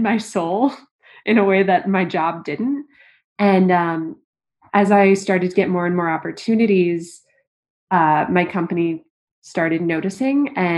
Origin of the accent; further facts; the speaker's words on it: St. Louis, Missouri, United States; moved away as an adult; also born or lived in Hong Kong; now in New York, United States; originally from St. Louis, Missouri. Then my family lived in Hong Kong for 5 years. Yeah. So age 4 to 10, I lived